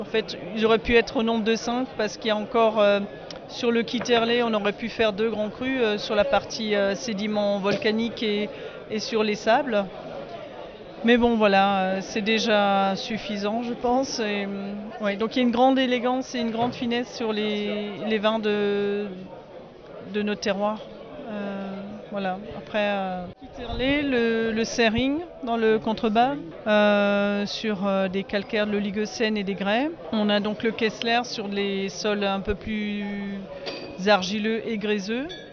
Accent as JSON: {"language": "French", "area": "southern Alsace", "region": "Grand Est", "country": "France", "said": "je viens du sud de l'Alsace"}